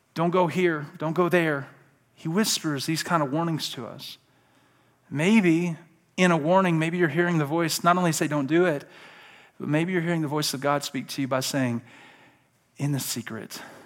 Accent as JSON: {"language": "English", "region": "Alabama", "country": "United States", "said": "I'm from Alabama."}